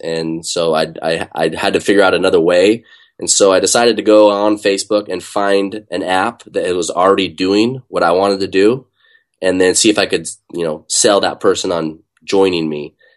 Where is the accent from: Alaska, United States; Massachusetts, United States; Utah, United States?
Utah, United States; now in Bay Area, United States; I grew up in Utah